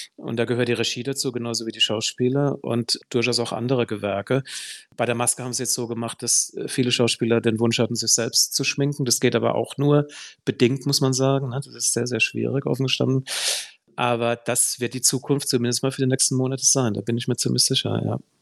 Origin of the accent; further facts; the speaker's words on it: Heidelberg, Baden-Württemberg, Germany; in meiner Heimatstadt Heidelberg